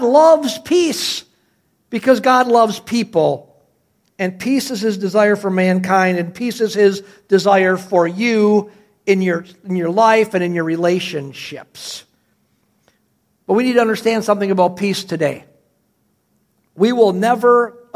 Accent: Cedarburg, Wisconsin, United States; as a little boy, growing up in Cedarburg, Wisconsin

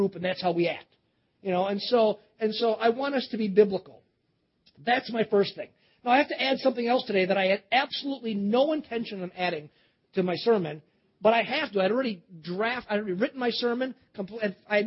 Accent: Cedarburg, Wisconsin, United States; moved away; also born or lived in Baton Rouge, Louisiana; I grew up in Cedarburg

